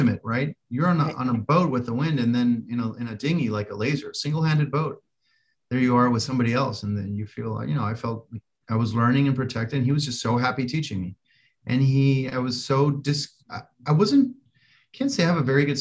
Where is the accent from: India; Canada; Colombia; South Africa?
Colombia; moved away; I'm from Colombia originally. And so I learned to sail in three different places in Colombia